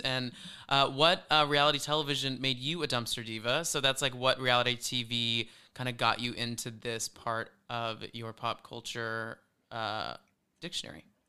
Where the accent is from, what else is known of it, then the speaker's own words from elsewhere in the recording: Flower Mound, Texas, United States; moved away; we're from Dallas, so we're, we're from this place called Flower Mound